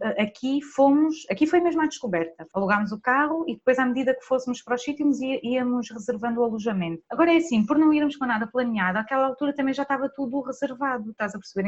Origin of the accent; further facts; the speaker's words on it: Vila Real de Santo António, Algarve, Portugal; eu sou de Vila Real de Santo António